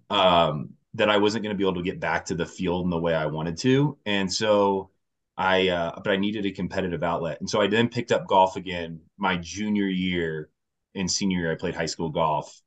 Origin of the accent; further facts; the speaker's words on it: Indiana, United States; moved away as an adult; now in Denver, United States; I've been out in Denver now for ten years, so I'm from Indiana okay. originally